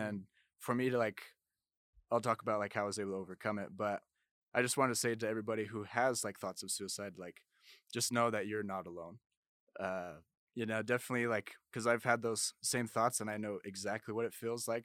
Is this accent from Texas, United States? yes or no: no; Orem, Utah, United States; also born or lived in Blanding, Utah; I'm from Orem, Utah